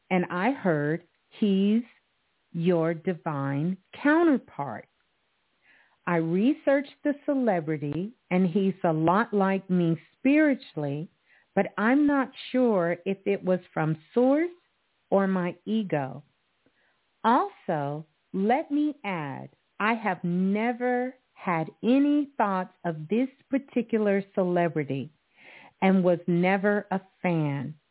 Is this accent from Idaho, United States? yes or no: yes; Idaho, United States; But yeah, I'm from Idaho.